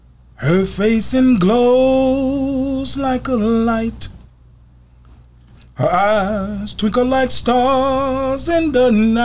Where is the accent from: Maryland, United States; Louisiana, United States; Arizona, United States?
Louisiana, United States; Shreveport; moved away; I'm originally out of Shreveport, Louisiana.